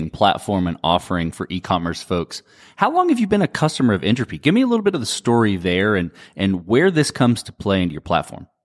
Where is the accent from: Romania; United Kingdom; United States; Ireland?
Ireland; Dublin, Leinster; I'm from Dublin, Ireland